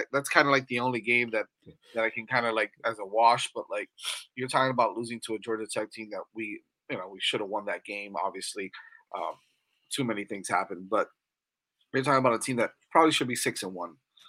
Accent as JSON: {"language": "English", "country": "Botswana", "said": "I'm from Botswana."}